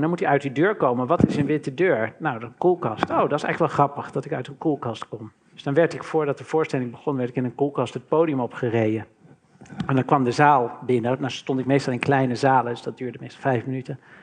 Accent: Maarn, Utrecht, Netherlands; also born or lived in Maarsbergen; mijn jeugd doorbracht in Maren en Maarsbergen, in, in dorpjes

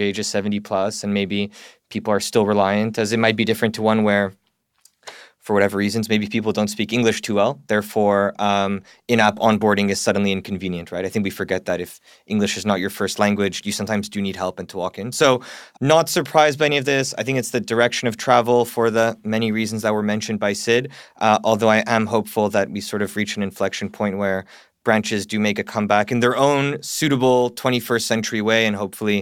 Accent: Canada; moved away as an adult; now in United Kingdom; I'm Canadian. I've never lived in America.

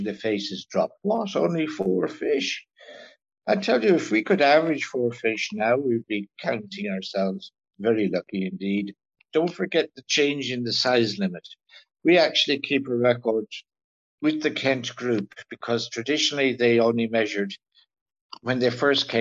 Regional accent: North Kilkenny, Leinster, Ireland; moved away; Growing up in North Kilkenny

